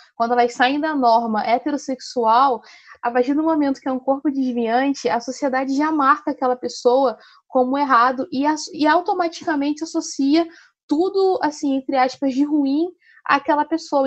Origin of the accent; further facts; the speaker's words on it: Rio de Janeiro, Brazil; sou aqui do Rio de Janeiro, do subúrbio do Rio